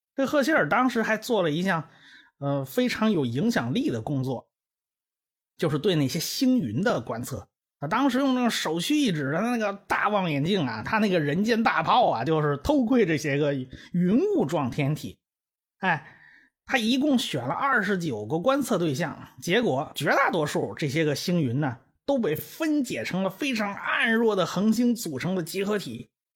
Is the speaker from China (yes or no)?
yes; China; 这是我们中国人的命名